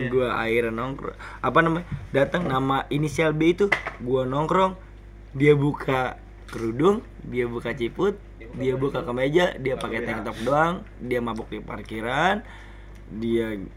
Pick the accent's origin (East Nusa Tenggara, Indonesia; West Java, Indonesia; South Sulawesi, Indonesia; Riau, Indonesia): West Java, Indonesia; Depok; Ketika gue sebenarnya dari Depok, gue nggak pernah mau mamerin kalau diri gue adalah seorang petarung